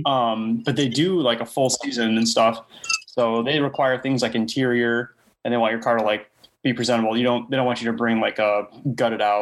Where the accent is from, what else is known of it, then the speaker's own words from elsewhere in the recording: Elmhurst, Illinois, United States; Um, I'm from Elmhurst, Illinois.